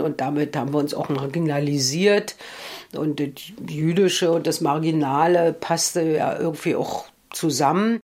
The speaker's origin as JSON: {"language": "German", "country": "Germany", "said": "mein Weg als Deutsche und Jüdin, sozusagen als Deutsche"}